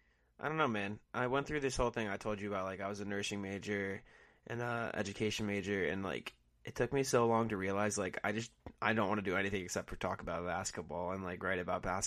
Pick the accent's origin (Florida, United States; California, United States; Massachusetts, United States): Massachusetts, United States; Easton; I'm from Easton, Massachusetts.